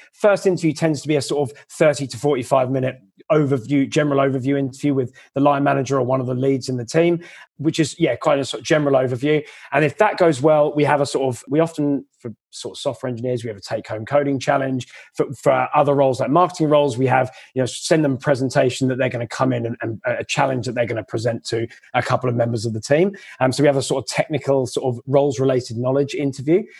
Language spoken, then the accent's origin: English; England, United Kingdom; moved away as an adult; also born or lived in London; now in Australia; I'm another English recruiter